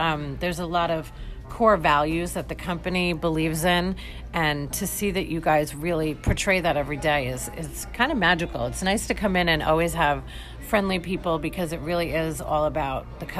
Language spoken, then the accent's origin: English; New York, United States; now in St. Petersburg, Florida, United States; I'm from New York